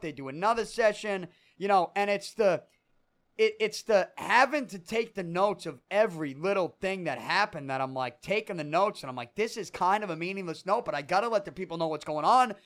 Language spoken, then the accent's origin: English; Boston, Massachusetts, United States; grew up on Third Street